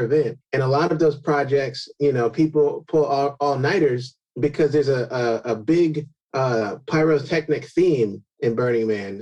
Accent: California, United States; I grew up in California

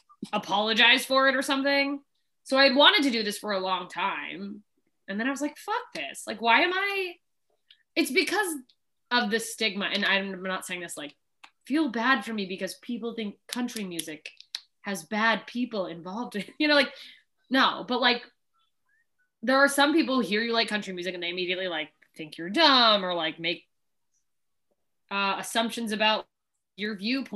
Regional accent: Alaska, United States; also born or lived in Southern Mississippi, United States; now in Los Angeles, United States; I grew up in country places. Alaska is very country.

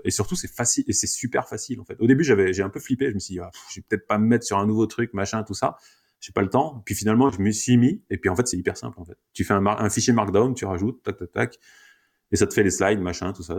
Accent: France; nous, en tant que Français

